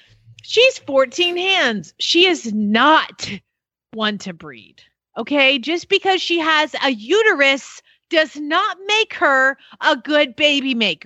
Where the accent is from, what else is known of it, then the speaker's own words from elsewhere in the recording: the South, United States; now in Norman, Oklahoma, United States; I am from the South.